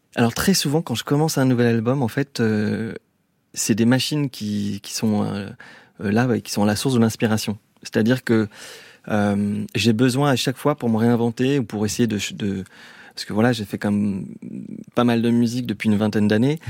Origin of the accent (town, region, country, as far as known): Lyon, Auvergne-Rhône-Alpes, France; moved away as an adult; now in Vallée de Chevreuse, France